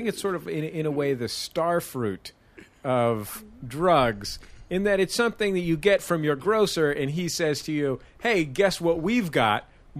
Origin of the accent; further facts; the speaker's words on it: San Francisco, California, United States; Yeah, I'm from San Francisco.